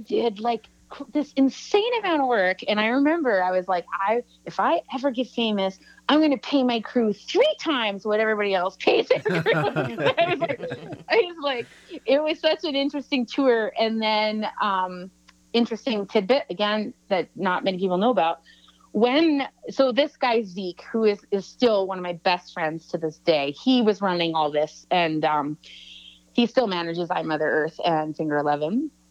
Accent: Salmon Arm, British Columbia, Canada; I'm also from Salmon Arm, BC.

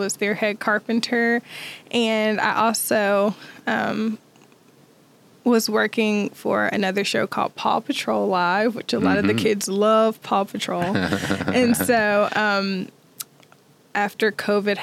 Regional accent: Greensboro, North Carolina, United States; moved away as an adult; also born or lived in Miami Beach / China; I grew up in Greensboro, North Carolina

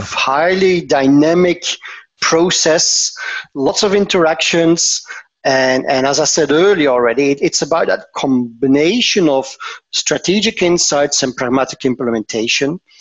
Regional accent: Antwerp, Flanders, Belgium; moved away as an adult; now in Tervuren, Belgium; I'm originally from Antwerp, but I moved work-wise uh, to to uh, uh, this area.

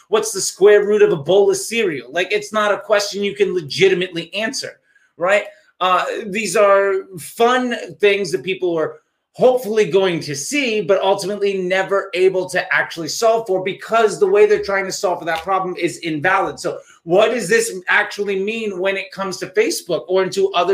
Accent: East Coast of the United States, United States; I remember as a kid growing up on the East Coast of the United States

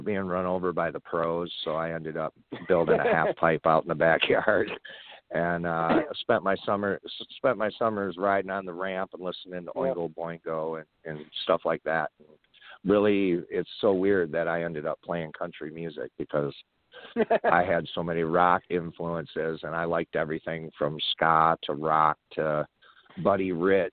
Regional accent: Davison, Michigan, United States; I grew up in Davison, Michigan

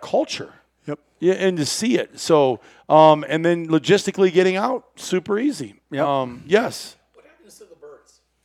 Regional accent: Iowa, United States; I grew up in Iowa

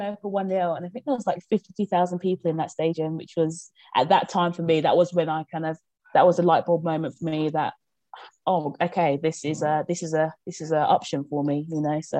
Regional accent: Birmingham, West Midlands, United Kingdom; moved away as an adult; also born or lived in Nigeria; So me and my family moved to Birmingham when I was 1 year old. And I grew up in Birmingham. I moved from Birmingham when I was 18 years old.

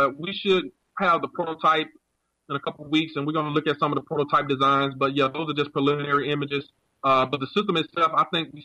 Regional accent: United States; I'm a former U.S. Marine, and you know, I'm American.

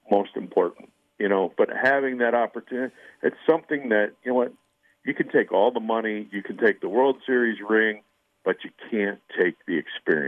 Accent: outside of Philadelphia, Pennsylvania, United States; I grew up outside of Philadelphia

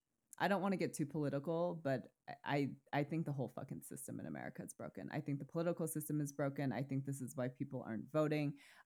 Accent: Vermont, United States; growing up in Vermont who was homeschooled.

